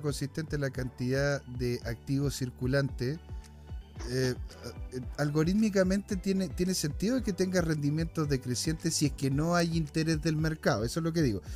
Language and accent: Spanish; Chile; somos chilenos, eh, somos latinos